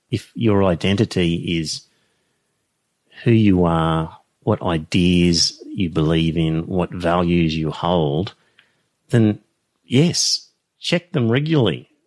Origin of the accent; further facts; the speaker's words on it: Australia; it didn't conflict with being raised Australian